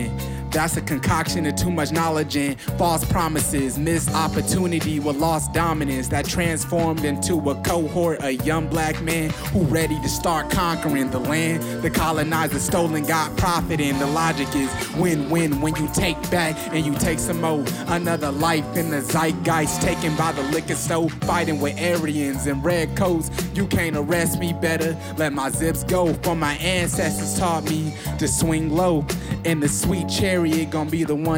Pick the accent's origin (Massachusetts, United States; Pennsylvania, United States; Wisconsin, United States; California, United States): Wisconsin, United States; Milwaukee; now in Chicago, United States